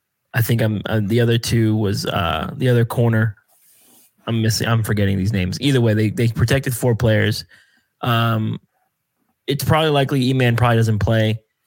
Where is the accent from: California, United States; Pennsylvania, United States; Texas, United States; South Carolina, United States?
Pennsylvania, United States; we grew up in Pennsylvania.